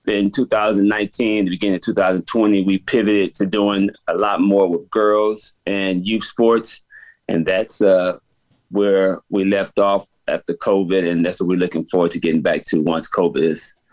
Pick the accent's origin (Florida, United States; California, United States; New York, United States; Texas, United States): California, United States; Los Angeles; I'm from Los Angeles, California, South Central.